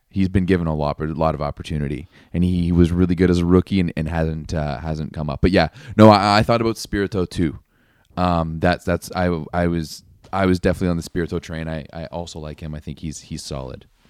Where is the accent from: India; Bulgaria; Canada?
Canada; I'm Canadian. We're sitting pretty up here